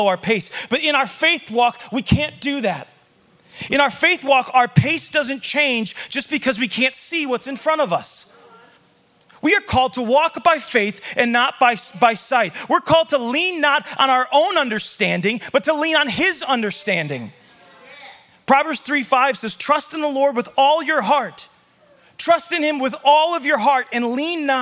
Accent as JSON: {"language": "English", "town": "Chicago", "region": "Illinois", "country": "United States", "tie": "born or raised there", "moved": "yes", "lives_now": "Montana, United States", "said": "when I moved to Montana, I came from Chicago. I grew up as a city kid. So in Chicago"}